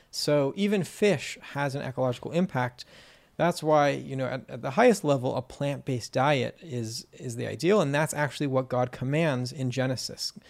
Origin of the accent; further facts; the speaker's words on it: California, United States; I grew up in California